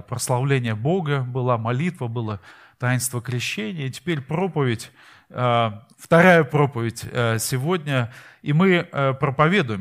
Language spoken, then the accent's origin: Russian; Saint Petersburg, Russia; мы из Питера